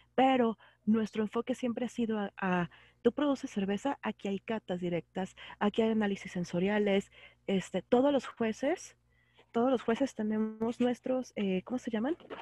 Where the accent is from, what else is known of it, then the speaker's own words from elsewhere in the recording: Guadalajara, Jalisco, Mexico; yo soy de Guadalajara, estoy en el occidente